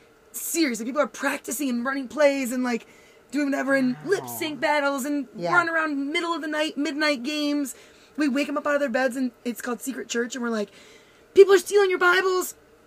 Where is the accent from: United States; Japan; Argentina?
United States; Grand Rapids, Michigan; I grew up in Grand Rapids